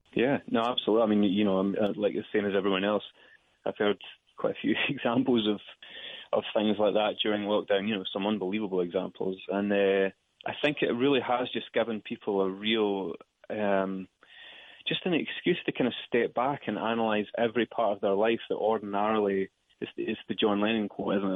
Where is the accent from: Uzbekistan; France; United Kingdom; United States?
United Kingdom; Dumfries, Scotland; So it's a little town called Dumfries in the south of Scotland. Um, I've lived all over Scotland, but this is where I've lived most of my life.